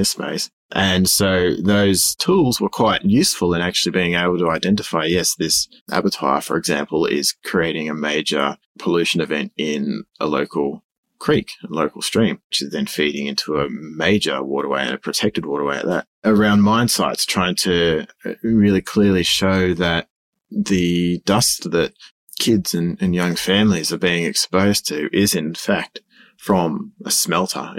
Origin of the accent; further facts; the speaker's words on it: Sydney, New South Wales, Australia; moved away as an adult; now in Goulburn, Australia; born and bred Sydney and been there all my life